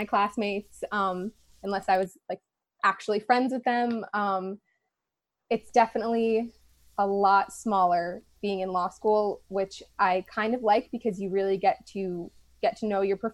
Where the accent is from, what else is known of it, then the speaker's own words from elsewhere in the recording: Poughkeepsie, New York, United States; now in Albany, United States; I'm from Poughkeepsie, New York